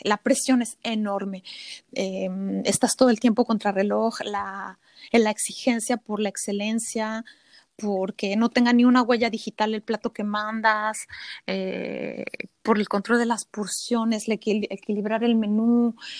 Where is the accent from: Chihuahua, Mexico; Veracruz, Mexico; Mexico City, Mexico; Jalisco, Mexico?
Mexico City, Mexico; moved away as an adult; also born or lived in Montreal, Canada; now in France; yo soy de la Ciudad de México